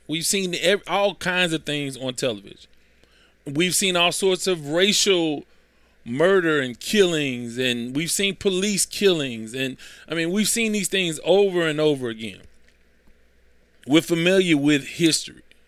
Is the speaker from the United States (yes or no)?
yes; Houston, Texas, United States; I grew up in South Park.